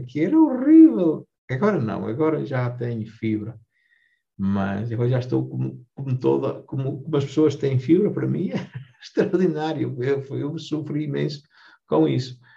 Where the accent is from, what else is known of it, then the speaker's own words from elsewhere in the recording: Vilarelho, Portugal; Eu nasci cá, em, no Vilarelho, fiz casa em Vilarelho